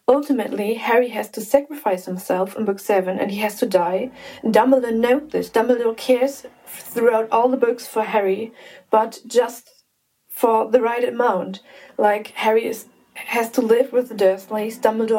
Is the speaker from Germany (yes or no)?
yes; Germany; I'm 21 and I'm from Germany.